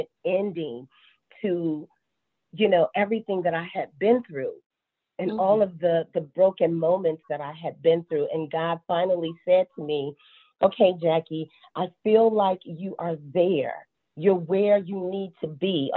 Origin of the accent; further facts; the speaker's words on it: Chicago, Illinois, United States; now in Charlotte, United States; I'm based out of Charlotte, North Carolina, but born and raised in Chicago, Illinois.